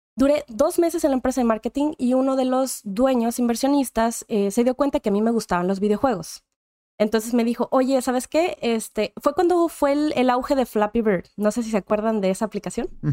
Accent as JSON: {"language": "Spanish", "town": "Monterrey", "region": "Nuevo León", "country": "Mexico", "tie": "born or raised there", "said": "Yo soy nacida originaria de Monterrey, Nuevo León, México"}